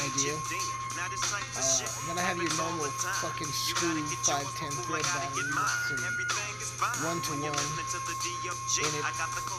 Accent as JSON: {"language": "English", "region": "Colorado", "country": "United States", "tie": "born or raised there", "said": "I'm walking down the sidewalk here in my hometown of Southern Colorado."}